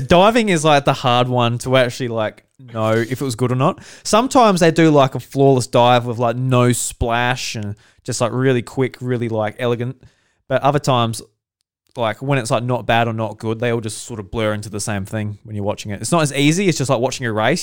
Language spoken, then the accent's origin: English; Australia; we're all Australian here.